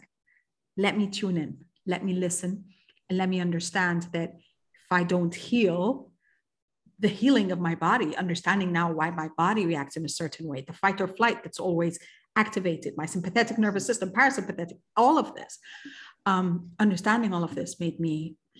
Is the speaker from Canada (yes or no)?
no; Kuwait; also born or lived in Egypt; I, as an Egyptian, I was born and raised in Kuwait. So I was a third culture kid from day one. And Kuwait in the Middle East is a very multicultural society